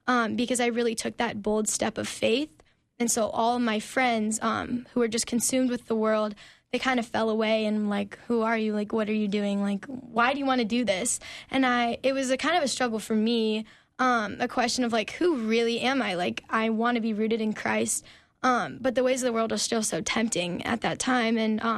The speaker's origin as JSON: {"language": "English", "town": "Omaha", "region": "Nebraska", "country": "United States", "tie": "born or raised there", "said": "So I grew up in Omaha, Nebraska, actually."}